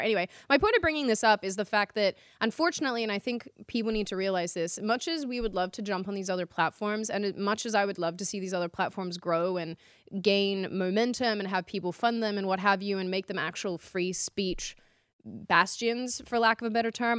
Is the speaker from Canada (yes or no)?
no; Australia; moved away as an adult; now in Dallas, United States